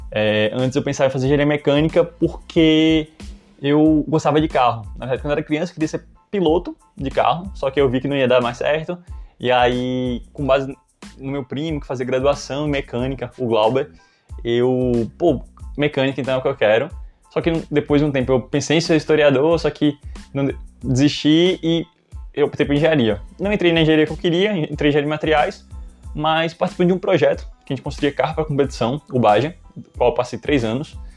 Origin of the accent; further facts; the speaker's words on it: Goiânia, Goiás, Brazil; also born or lived in Long Branch, United States; É, nasci em New Jersey, Long Branch, mas na verdade só fiz nascer lá. É, com sete meses eu saí, é, meus pais sa saíram, né, na verdade, uh, e voltamos para Goiânia, Goiás